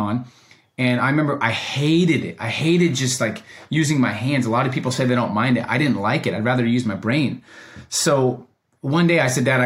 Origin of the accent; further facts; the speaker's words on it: Oregon, United States; also born or lived in Oakland, California; I was born in Oakland, California for the first three, four years. And then I moved to Oregon. So being raised in Oregon